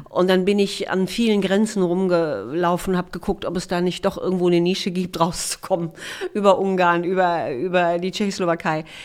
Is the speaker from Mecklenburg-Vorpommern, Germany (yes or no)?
yes; Ribnitz-Damgarten, Mecklenburg-Vorpommern, Germany; moved away as an adult; also born or lived in Rostock / Erfurt / Weimar; now in Berlin, Germany; Da bin ich aufgewachsen